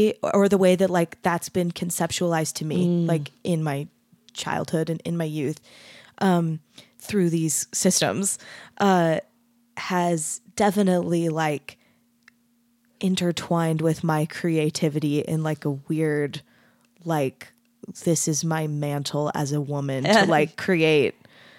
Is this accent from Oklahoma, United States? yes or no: no; Mesa, Arizona, United States; I grew up in Mesa, Arizona, which is not as Utah as Bountiful, but it's still kind of Utah.